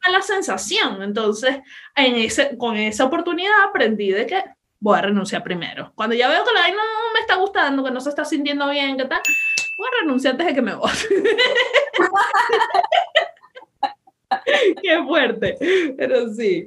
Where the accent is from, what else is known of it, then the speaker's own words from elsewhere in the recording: Venezuela; moved away; me fui de mi país